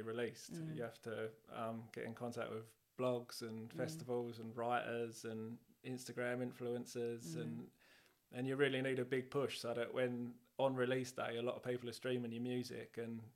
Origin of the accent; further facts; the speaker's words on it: Swanley, South East England, United Kingdom; We're from Swanley, North Kent